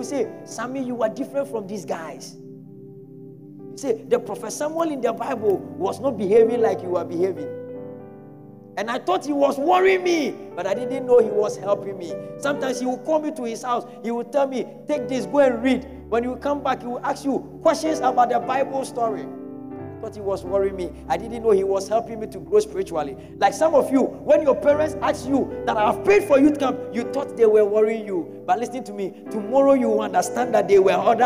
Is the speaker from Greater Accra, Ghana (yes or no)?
no; Kumasi, Ashanti, Ghana; I grew up in Methodist in Kumasi